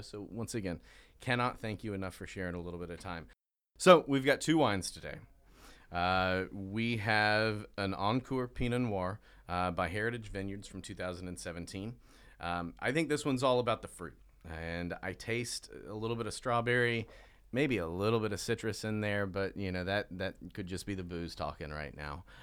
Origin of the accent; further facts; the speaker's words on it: the South, United States; I'm from the South.